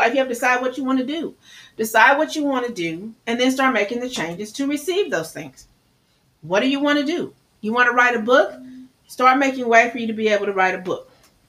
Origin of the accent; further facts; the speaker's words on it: Midwest, United States; I talk fast. I'm from the Midwest.